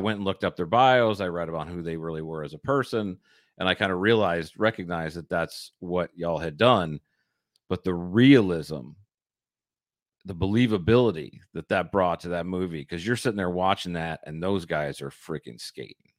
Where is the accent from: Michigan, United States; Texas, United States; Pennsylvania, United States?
Michigan, United States; I grew up in Michigan. I grew up skating on frozen ponds